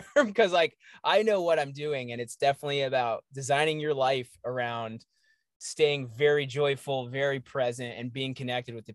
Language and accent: English; Johnson City, Tennessee, United States; moved away; I'm from the South. I'm from East Tennessee, Johnson City, Tennessee